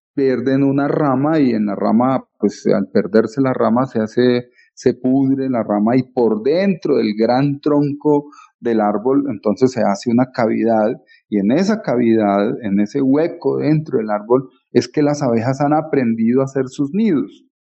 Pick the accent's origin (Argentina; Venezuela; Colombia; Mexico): Colombia; como colombianos